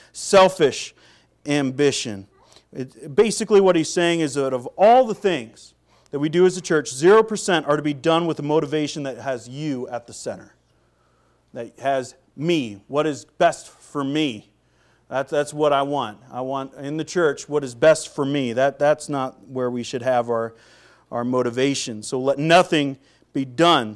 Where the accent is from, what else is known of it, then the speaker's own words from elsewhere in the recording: Seattle, Washington, United States; moved away as an adult; also born or lived in Minnesota / North Carolina; I'm from Seattle